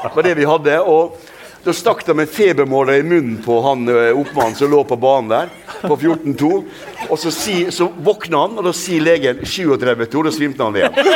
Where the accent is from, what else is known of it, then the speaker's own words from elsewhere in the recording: Ulsteinvik, Møre og Romsdal, Norway; also born or lived in Hareid; jeg vokste opp eh, i, i Ulsteinvik